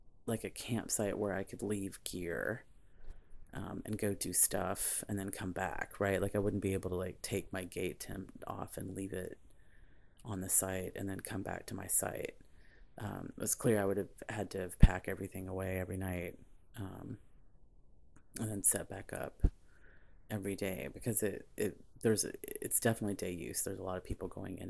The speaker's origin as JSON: {"language": "English", "region": "Tennessee", "country": "United States", "tie": "born or raised there", "moved": "yes", "said": "I grew up in Tennessee"}